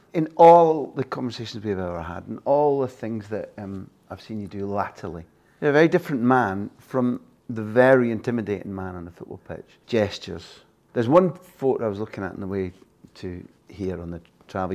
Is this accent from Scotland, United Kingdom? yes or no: yes; Scotland, United Kingdom